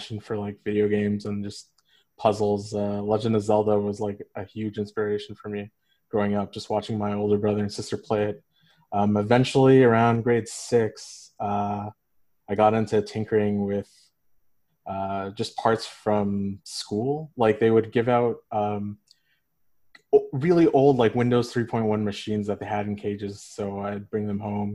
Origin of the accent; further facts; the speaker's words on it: Canada; I'm a second generation South Asian. I was born in Canada